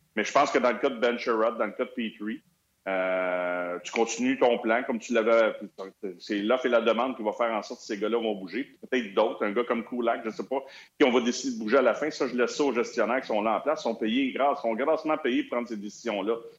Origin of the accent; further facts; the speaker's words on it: Montreal, Quebec, Canada; first language French; je suis un francophone. Mon anglais n'est pas parfait non plus. Il n'est pas pire parce que j'ai été élevé dans West Island.